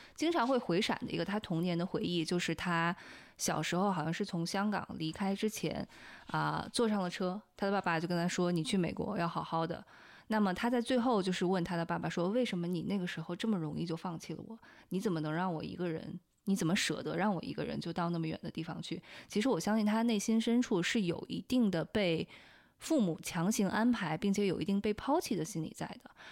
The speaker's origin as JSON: {"language": "Chinese", "country": "China", "tie": "born or raised there", "moved": "as an adult", "lives_now": "United States", "said": "从小在国内受到教育长大"}